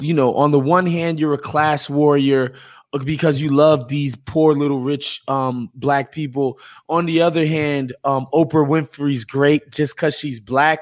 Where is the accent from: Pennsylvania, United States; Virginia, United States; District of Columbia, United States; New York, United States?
New York, United States; as a New Yorker